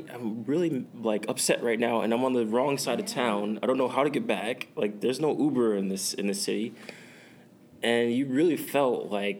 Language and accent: English; United States; I'm American, so I'm a patriotic about